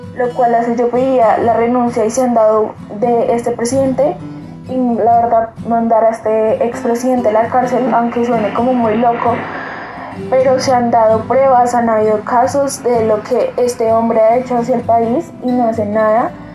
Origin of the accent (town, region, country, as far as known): Colombia